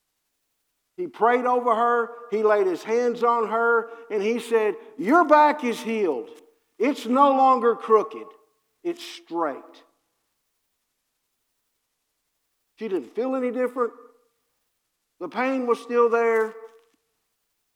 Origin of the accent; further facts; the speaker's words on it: Harrodsburg, Kentucky, United States; also born or lived in Cincinnati; I'm from Harrodsburg, Kentucky